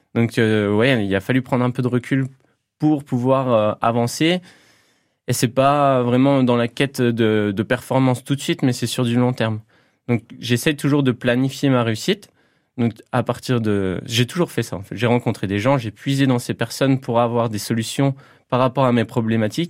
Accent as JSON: {"language": "French", "town": "Toul", "region": "Grand Est", "country": "France", "tie": "born or raised there", "said": "je suis originaire du Toulois, donc j'ai passé ma, plus grande partie de ma vie euh, euh, dans les coins de Toul"}